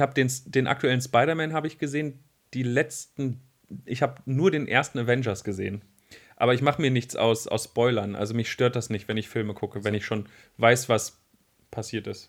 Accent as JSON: {"language": "German", "town": "Wolfsburg", "region": "Lower Saxony", "country": "Germany", "moved": "yes", "lives_now": "Braunschweig, Germany", "said": "ich komme ja aus Wolfsburg"}